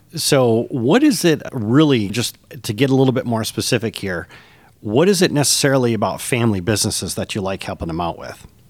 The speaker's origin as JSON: {"language": "English", "region": "Michigan", "country": "United States", "tie": "born or raised there", "moved": "yes", "said": "After twenty years, I've returned to my native Michigan, and I'm looking to reconnect with my home state."}